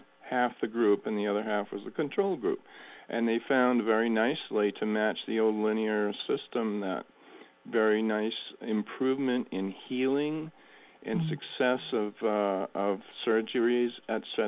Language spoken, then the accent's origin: English; New England, United States; I grew up in New England